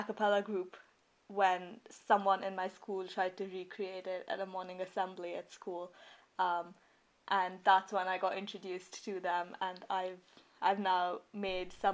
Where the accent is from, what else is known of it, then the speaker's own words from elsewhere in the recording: India; first language English; I'm from India, I like grew up mainly speaking English, so English is pretty much my first language